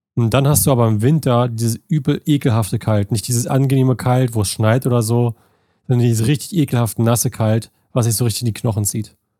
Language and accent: German; Germany; moved away as an adult; now in United States; ist es immer noch mein Home, also mein, mein, mein Point of Origin, da wo ich herkomme. Weil da bin ich ja groß geworden, meine ersten 18 Jahre